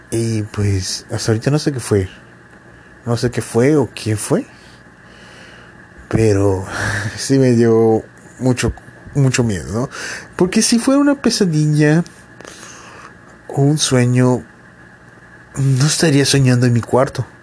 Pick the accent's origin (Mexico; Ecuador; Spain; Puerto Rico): Mexico; Yucatán; es como todo yucateco, yo duermo en una hamaca.